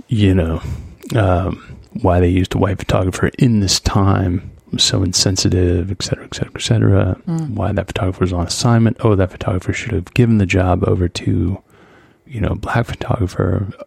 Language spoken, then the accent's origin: English; United States; one, I'm an American. It doesn't matter.